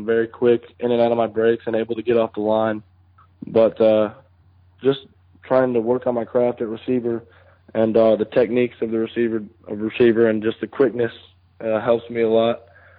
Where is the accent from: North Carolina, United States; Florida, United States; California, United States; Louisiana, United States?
North Carolina, United States; also born or lived in Detroit, Michigan; Well, actually, I was born in Detroit, Michigan, so I'm from the Michigan area. But I moved down here to North Carolina when I was 8